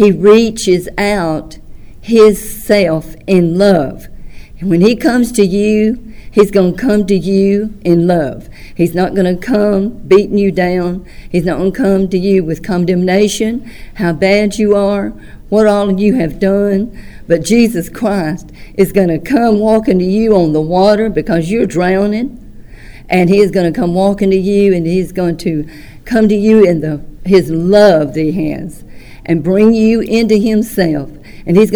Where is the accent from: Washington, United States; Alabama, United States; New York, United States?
Alabama, United States; Tuscaloosa; also born or lived in Vernon, Alabama / Columbus, Mississippi; I'm from Vernon, Alabama. Was raised in Tuscaloosa, Alabama